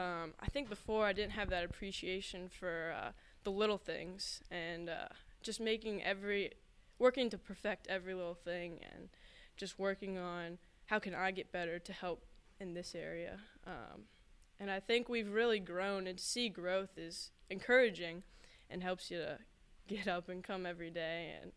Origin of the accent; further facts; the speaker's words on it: Laurel, Maryland, United States; It's different for sure. I mean, half the time in Maryland, you don't even say hello to someone walking across from you.